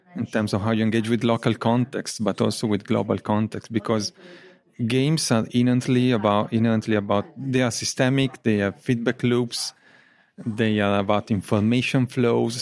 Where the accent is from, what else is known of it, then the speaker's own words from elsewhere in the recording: Italy; English is a second language; now in Coventry, United Kingdom; I'm natively from Italy.